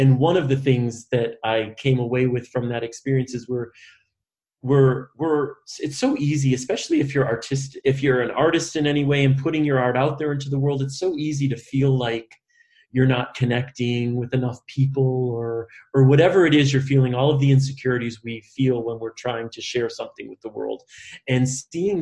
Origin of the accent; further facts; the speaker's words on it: Michigan, United States; I'm from Michigan